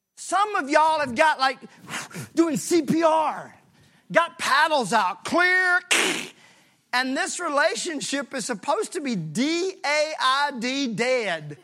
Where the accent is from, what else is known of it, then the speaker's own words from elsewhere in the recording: Mississippi, United States; I'm from Mississippi